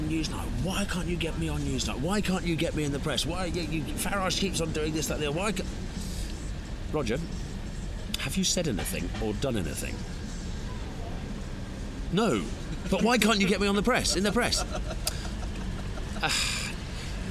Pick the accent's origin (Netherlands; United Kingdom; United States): United Kingdom; England; We're English